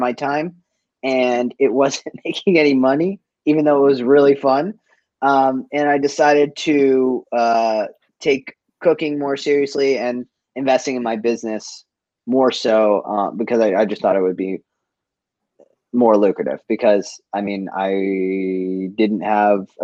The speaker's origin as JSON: {"language": "English", "town": "Boston", "region": "Massachusetts", "country": "United States", "tie": "born or raised there", "also_born_or_lived": "Cape Cod", "moved": "as an adult", "lives_now": "Vancouver, Canada", "said": "I grew up in Boston. Like I was born in East Boston, and I moved to the suburbs for a bit."}